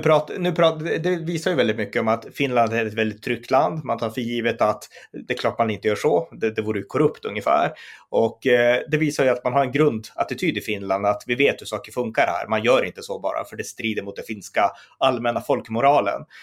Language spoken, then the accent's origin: Swedish; Sweden